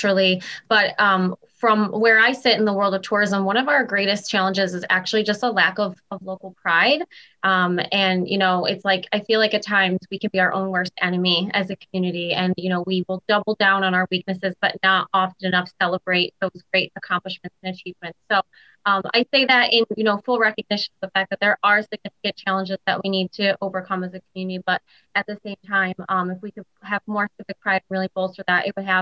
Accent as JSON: {"language": "English", "town": "Rochester", "region": "New York", "country": "United States", "said": "I am from Rochester"}